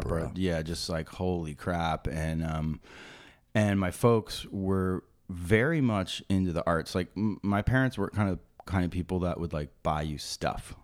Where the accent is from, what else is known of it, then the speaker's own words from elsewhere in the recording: Maplewood, New Jersey, United States; also born or lived in Summit, New Jersey; I was born in, um, Summit, New Jersey, and I grew up in Maplewood, New Jersey.